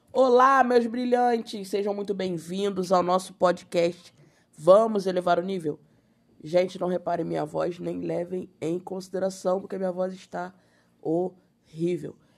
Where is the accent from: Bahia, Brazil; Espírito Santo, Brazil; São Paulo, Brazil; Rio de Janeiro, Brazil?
Rio de Janeiro, Brazil; Sou carioca